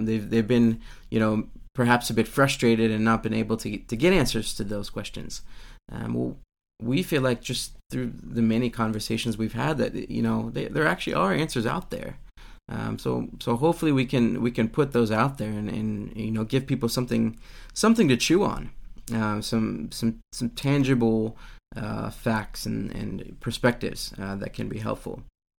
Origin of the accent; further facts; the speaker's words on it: Virginia, United States; growing up in America, in Virginia, which is kind of what we would call the top of the Bible Belt.